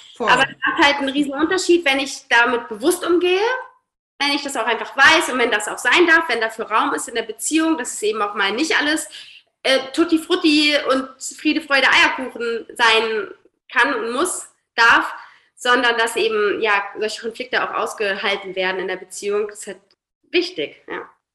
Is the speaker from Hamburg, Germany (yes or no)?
yes; Hamburg, Germany; Ich komme aus Hamburg, arbeite als systemischer Coach